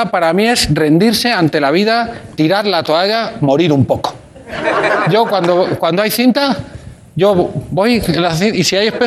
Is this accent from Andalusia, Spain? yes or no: no; Barcelona, Catalonia, Spain; Hola, Berto … de Barcelona.